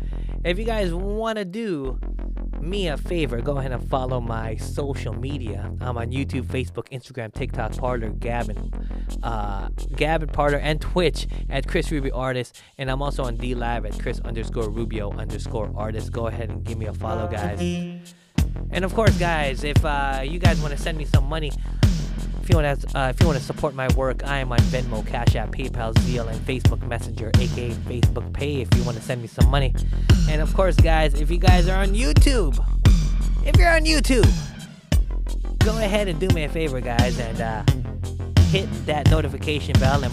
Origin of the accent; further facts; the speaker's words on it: Philippines; I'm not Hawaiian. I am Filipino. Very close.